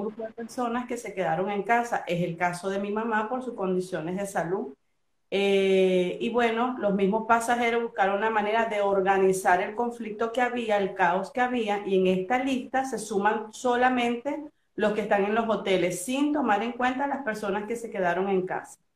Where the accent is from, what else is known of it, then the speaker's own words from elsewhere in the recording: Venezuela; now in Argentina; como venezolana